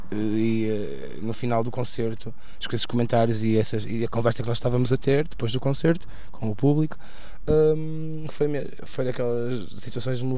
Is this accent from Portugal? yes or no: yes; Porto, Norte, Portugal; próximo disco chamado … que é um interlúdio e uh, é, um, é um rod, um hino à minha cidade, claro, onde cresci.